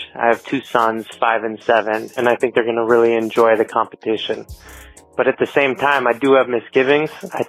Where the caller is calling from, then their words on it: New York, United States; calling from New York.